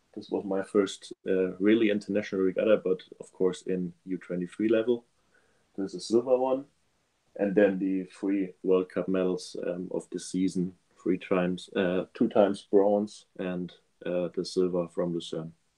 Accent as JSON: {"language": "English", "country": "Germany", "said": "I'm from Germany"}